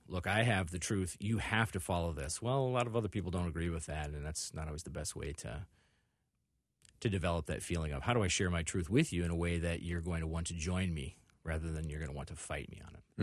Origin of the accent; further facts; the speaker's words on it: Illinois, United States; also born or lived in Indiana / Northwest Iowa; now in Minneapolis, United States; I was born in Indiana, and I lived there for about forty-eight hours, and then they sent me home to Illinois